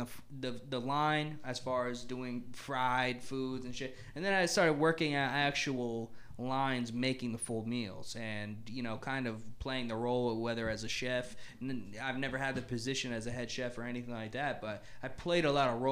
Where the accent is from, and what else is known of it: United States